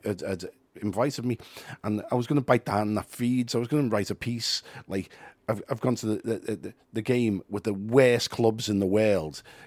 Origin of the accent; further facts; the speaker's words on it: Liverpool, North West England, United Kingdom; we self-identify as Scouse, we're not English.